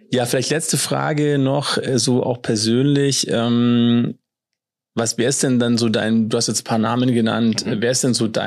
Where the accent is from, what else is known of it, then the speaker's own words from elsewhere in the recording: Germany; born there; also ich bin in der DDR noch geboren, ich habe das ja noch mitbekommen, wenn man halt vieles einfach irgendwie nicht hatte.